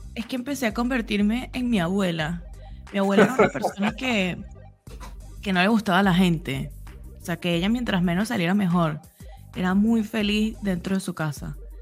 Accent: Venezuela; now in Argentina; somos venezolanos todos

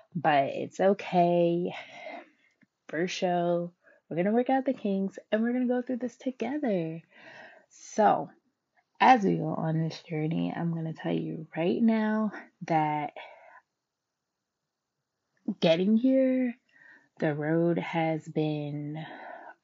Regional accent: Philadelphia, Pennsylvania, United States; I am from Philadelphia, though, born and raised

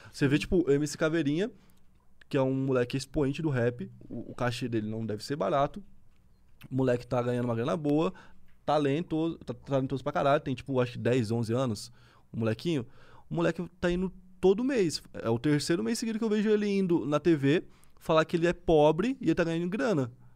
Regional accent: Santa Catarina, Brazil; eu sou de Santa Catarina

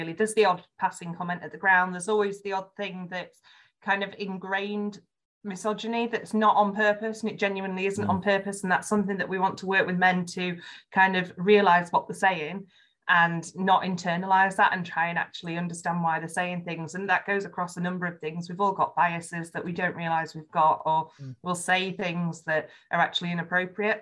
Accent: Yorkshire and the Humber, United Kingdom; accent: Yorkshire; my Yorkshire accent

